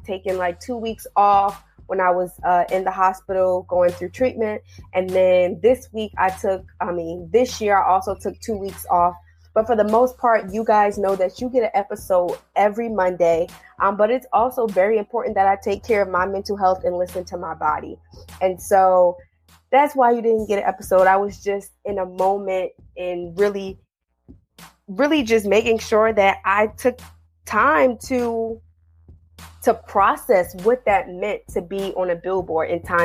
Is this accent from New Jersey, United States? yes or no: yes; New Jersey, United States; now in Washington, D.C., United States; I'm originally from New Jersey, so I grew up like 20 to 30 minutes outside of Manhattan